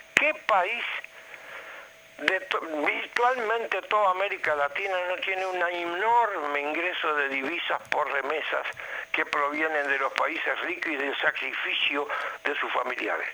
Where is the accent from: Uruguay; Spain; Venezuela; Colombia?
Uruguay; nosotros como uruguayos